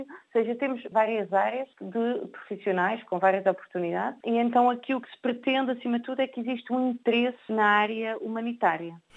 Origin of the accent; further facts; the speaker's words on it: Portugal; sou portuguesa